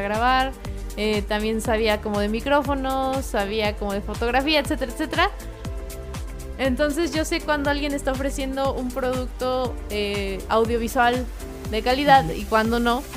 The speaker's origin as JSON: {"language": "Spanish", "country": "Mexico"}